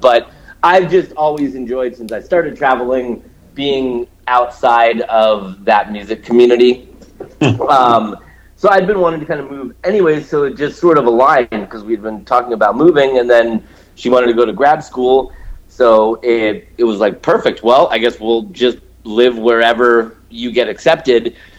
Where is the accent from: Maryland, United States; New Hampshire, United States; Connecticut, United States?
New Hampshire, United States; Portsmouth; moved away; also born or lived in Massachusetts / Boston area; I was born in Massachusetts. I lived outside of Boston until I was about 5. Then the family moved to New Hampshire, Portsmouth, New Hampshire. Just like, you know, 45 minutes north of Boston.